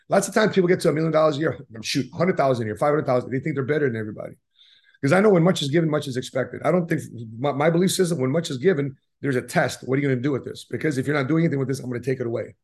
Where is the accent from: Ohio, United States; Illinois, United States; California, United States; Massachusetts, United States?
Illinois, United States; Chicago; we're from Chicago.